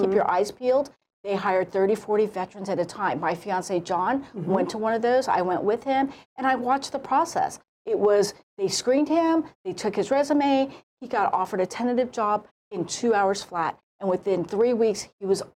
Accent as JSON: {"language": "English", "country": "South Korea", "tie": "born there", "said": "Oh, I'm half Korean. My mother's Korean. I was born in Korea."}